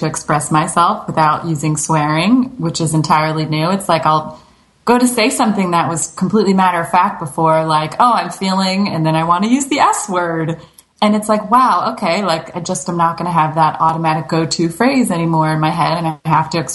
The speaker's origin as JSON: {"language": "English", "region": "New Jersey", "country": "United States", "said": "I'm from New Jersey. My parents are both from New York"}